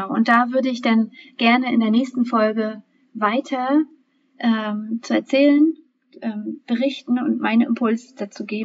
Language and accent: German; Germany; born there; Und bei uns hier in, in der DDR, e, also ich bin ja in der DDR e noch geboren